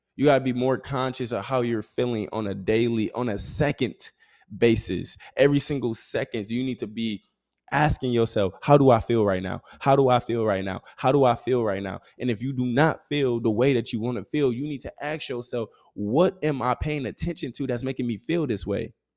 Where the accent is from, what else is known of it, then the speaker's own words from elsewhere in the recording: Grand Rapids, Michigan, United States; moved away as an adult; I'm able to now be back in my hometown